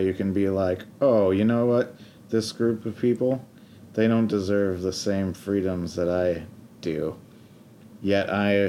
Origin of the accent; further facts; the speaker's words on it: a small town in western New York, United States; now in Seattle, United States; I'm from a small town in western New York.